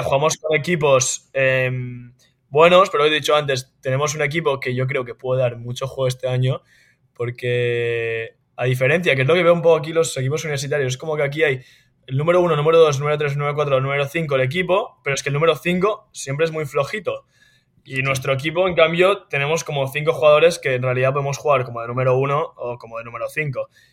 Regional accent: Spain; moved away as an adult; now in United States; somos españoles, también ganamos como españoles

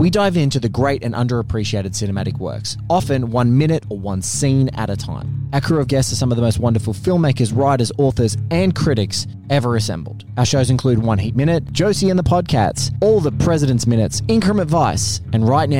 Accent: Australia; look, as an Australian, Chris Hemsworth's accent is just is something that's

